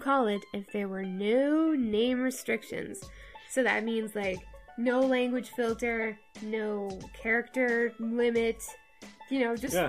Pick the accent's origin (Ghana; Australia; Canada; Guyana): Canada; I'm Canadian and it's just sort of my culture.